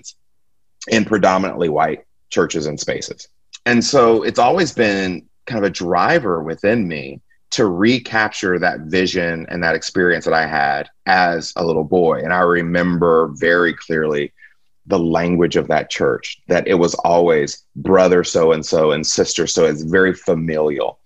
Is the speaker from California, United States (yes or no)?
no; Stone Mountain, Georgia, United States; moved away as an adult; also born or lived in Jackson, Mississippi / Abilene, Texas; now in Houston, United States; I was born in Jackson, Mississippi. We moved, I think I was in 6th or 7th grade. We moved to Atlanta, Georgia, and I grew up in Stone Mountain.